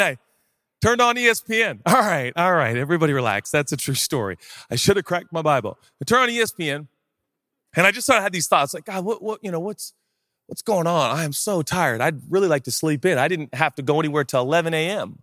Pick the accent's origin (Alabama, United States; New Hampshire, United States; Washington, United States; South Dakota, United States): Washington, United States; Seattle; now in Los Angeles, United States; Seattle. I grew up there.